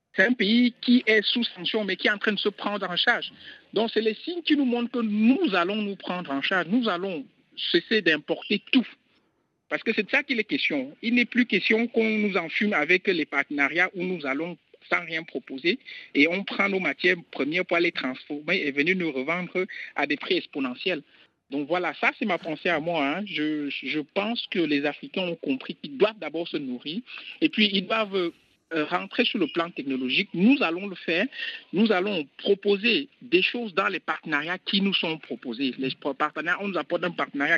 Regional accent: Cameroon; je suis camerounais

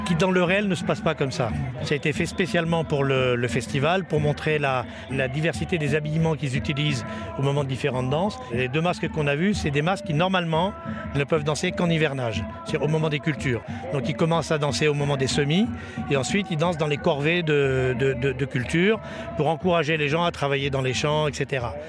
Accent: France; Je suis français

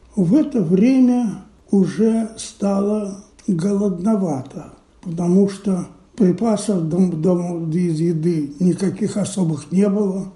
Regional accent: Minsk, Belarus; moved away as an adult; now in Israel; но родился я, конечно, не здесь. Я родился в Минске.

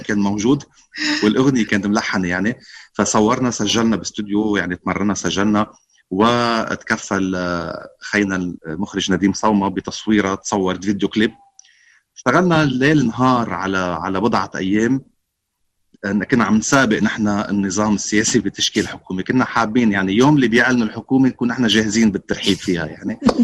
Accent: Beirut, Beirut Governorate, Lebanon; انا كنت طفل كنا طلعنا من بيروت آه، كم يوم وقت الاجتياح الاسرائيلي آه، وكان عمري خمس سنين

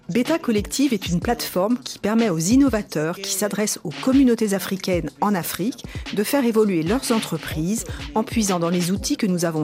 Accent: Nigeria; moved away; Je suis retournée dans mon pays d'origine, le Nigeria, et comme j'avais aussi une formation en développeuse web

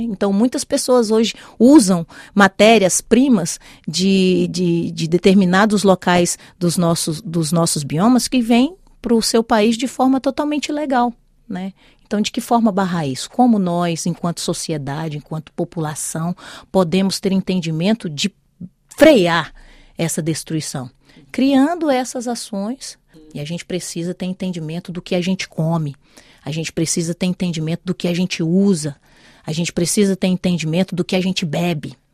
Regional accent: Minas Gerais, Brazil; eu venho de um estado de Minas Gerais

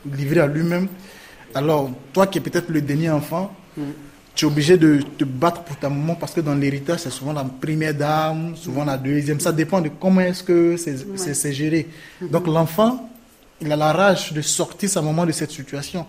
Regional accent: Côte d’Ivoire; moved away as an adult; also born or lived in Libya; now in Italy; J'ai quitté la Côte d'Ivoire parce que je voulais vivre. Parce qu'il y avait la guerre

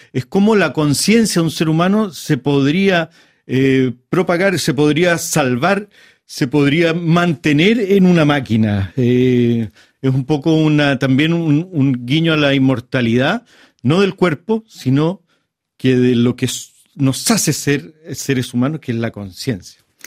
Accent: Chile; a mí como autor chileno

